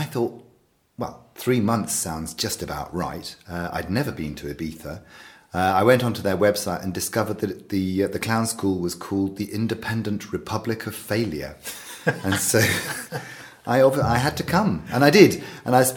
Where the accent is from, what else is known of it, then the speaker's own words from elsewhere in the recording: around Bristol, South West England, United Kingdom; also born or lived in Devon / Somerset; Well, I'm from England, and I've spent most of my life in the southwest of England, around Bristol, around that area, and a bit further down into Devon, and then up into Somerset.